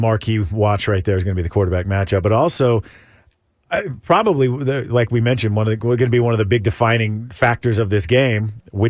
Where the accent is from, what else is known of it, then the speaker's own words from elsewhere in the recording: Lakeway, Texas, United States; Growing up in Lakeway, I grew up near the world of tennis